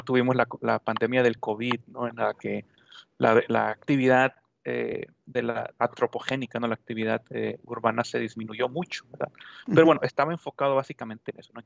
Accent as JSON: {"language": "Spanish", "region": "Sonora", "country": "Mexico", "tie": "born or raised there", "moved": "yes", "lives_now": "Ciudad Juárez, Mexico", "said": "yo soy originario de Sonora"}